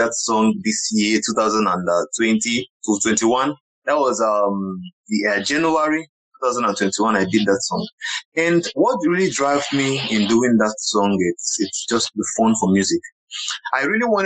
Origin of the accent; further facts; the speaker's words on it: Ibere, Abia, Nigeria; first language Igbo; English is a second language; moved away as an adult; also born or lived in Aba; now in Lagos, Nigeria; I am a Nigerian. I was born in Ibere in Abia State. I grew up in Ibere. At least I stayed about 18 years down in my village